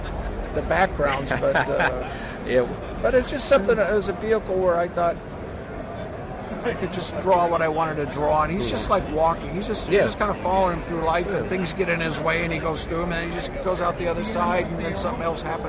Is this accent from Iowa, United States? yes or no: yes; Cedar Rapids, Iowa, United States; Cedar Rapids, Iowa.